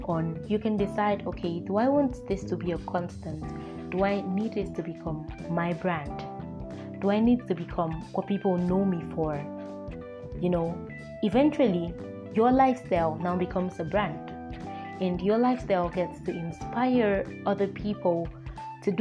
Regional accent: Akwa Ibom, Nigeria; I am a Nigerian. I come from Akwa Ibom State

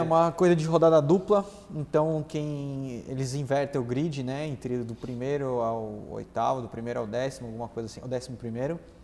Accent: São Paulo, Brazil; Eu nasci lá em Interlagos.

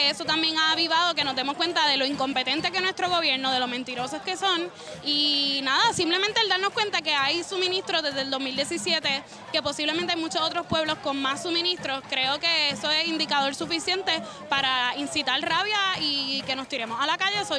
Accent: Peñuelas, Puerto Rico; Yo soy de Peñuela, así que esto me tocó extra fuerte porque tengo mis familiares allá

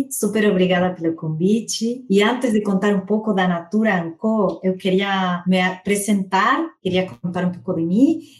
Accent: Argentina; Portuguese is a second language; moved away as an adult; now in São Paulo, Brazil; eu sou argentina, eu tenho 41 anos, eu estou morando no Brasil, em São Paulo, há três anos

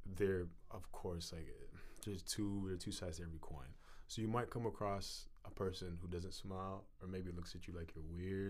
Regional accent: Ghana; now in Vancouver, Canada; I'm from Ghana

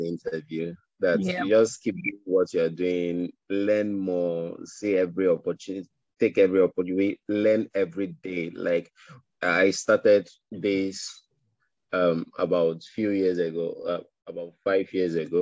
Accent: Nigeria; And even in a country like ours, like Nigeria

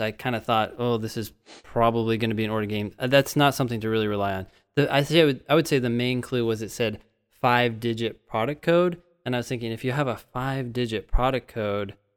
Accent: Northern California, United States; I'm from California, but as a Northern Californian, I never really went down to Southern California

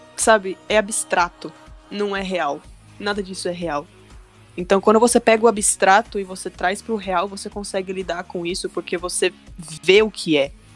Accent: São Bernardo do Campo, São Paulo, Brazil; eu sou de São Bernardo, grande ah. ABC em São Paulo.

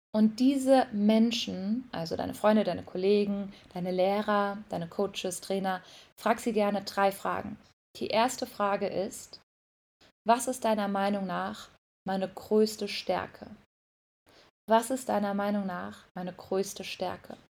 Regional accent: Mainz, Rhineland-Palatinate, Germany; now in Bali, Indonesia; Ich komme übrigens aus Mainz

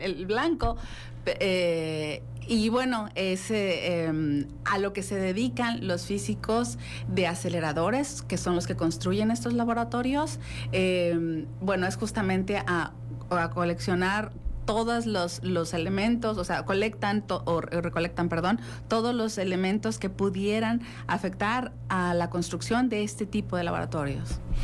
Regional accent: Mexico; somos mexicanos, somos Wadi y estamos presentes en, esas instituciones

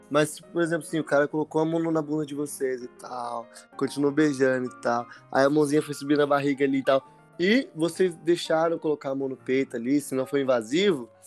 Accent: Brazil; Eu não sou gringo, sou brasileiro.

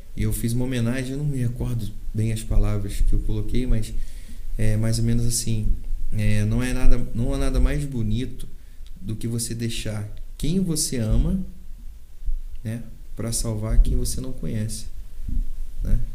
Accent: Valença, Brazil; Eu nasci em Valença, eu amo Valença

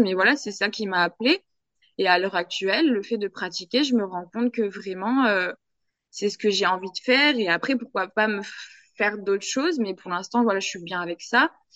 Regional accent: France; now in Guadeloupe, France; je hmm. suis française

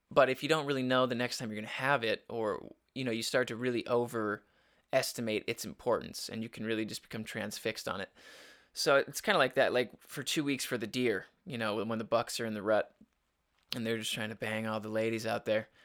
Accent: Upper Peninsula, Michigan, United States; growing up in the Upper Peninsula

